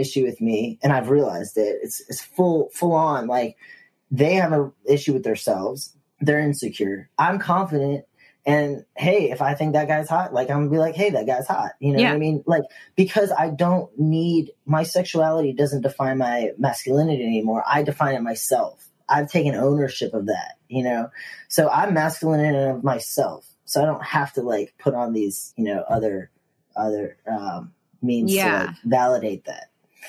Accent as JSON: {"language": "English", "region": "the South", "country": "United States", "tie": "born or raised there", "said": "growing up in the South, like, I was taught, you know, or I was just, you know, socially trained, you know, to talk to people."}